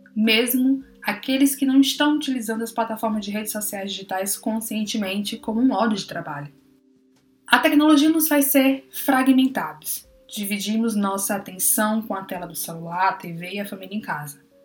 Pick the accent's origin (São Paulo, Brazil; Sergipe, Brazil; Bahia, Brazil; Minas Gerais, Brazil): Bahia, Brazil; Eu sou da Bahia